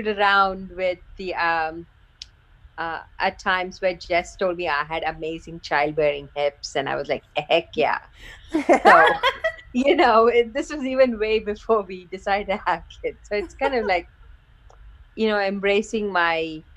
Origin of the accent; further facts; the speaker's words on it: India; moved away; I grew up in India